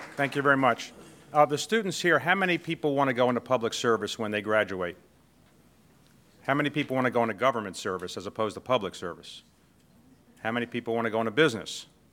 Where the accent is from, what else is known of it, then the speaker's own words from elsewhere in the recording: Baltimore, Maryland, United States; I came from Baltimore. I grew up, uh, the son of a postal worker